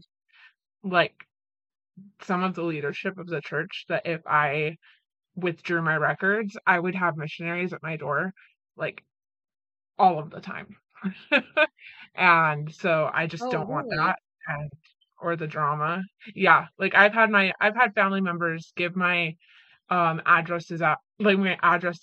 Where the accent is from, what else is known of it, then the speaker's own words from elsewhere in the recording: Utah, United States; moved away; growing up in Utah